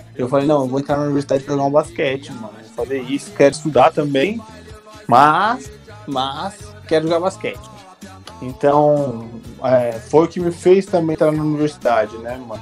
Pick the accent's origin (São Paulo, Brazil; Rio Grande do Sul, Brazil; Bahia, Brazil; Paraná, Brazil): São Paulo, Brazil; now in Rio de Janeiro, Brazil; Sou de São Paulo, mas estou aqui